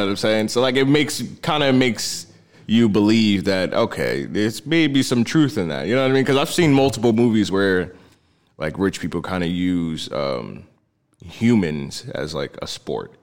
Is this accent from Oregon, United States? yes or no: no; New Jersey, United States; moved away as an adult; now in Los Angeles, United States; I'm from Jersey